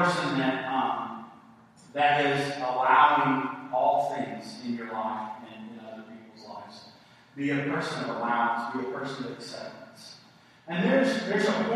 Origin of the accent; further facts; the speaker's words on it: East Tennessee, United States; I'm from East Tennessee.